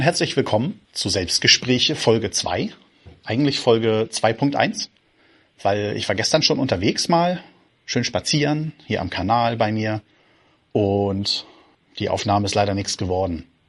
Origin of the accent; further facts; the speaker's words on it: Lauenburg, Schleswig-Holstein, Germany; Ich komme aus Laumburg und das gehört mit zum äh, Outer Rim Hamburgs